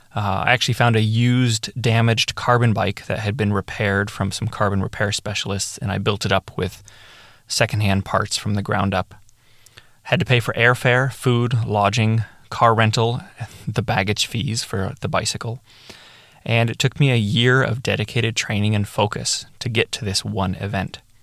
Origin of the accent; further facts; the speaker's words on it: Chile; I was from Chile and I was representing Chile